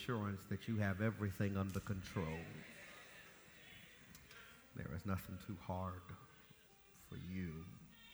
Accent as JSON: {"language": "English", "town": "Los Angeles", "region": "California", "country": "United States", "moved": "yes", "lives_now": "Jacksonville, United States", "said": "flying home from Detroit to Los Angeles"}